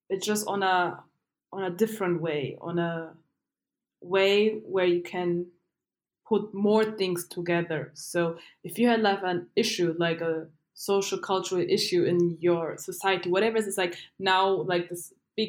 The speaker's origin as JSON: {"language": "English", "town": "Dachau", "region": "Bavaria", "country": "Germany", "tie": "born or raised there", "also_born_or_lived": "Asmara, Eritrea", "said": "I was born and raised in Germany."}